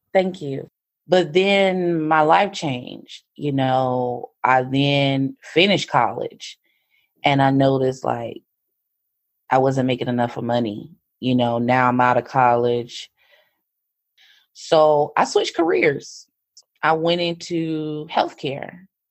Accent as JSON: {"language": "English", "region": "North Carolina", "country": "United States", "also_born_or_lived": "Raleigh, North Carolina", "moved": "as an adult", "said": "I moved from Fair North Carolina when I was 18"}